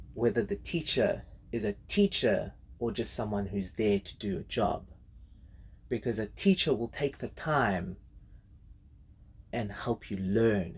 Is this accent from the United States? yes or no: no; South Africa; first language English; I was better at Zulu when I was growing up